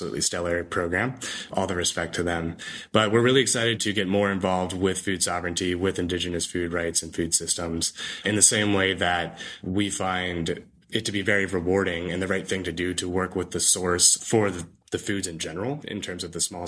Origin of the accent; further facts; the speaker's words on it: the South, United States; I'm from the South, so kudzu is always a monster for me